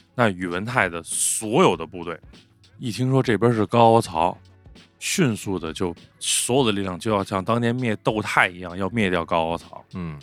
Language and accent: Chinese; Beijing, China; accent: Beijing dialect; 咱说北京话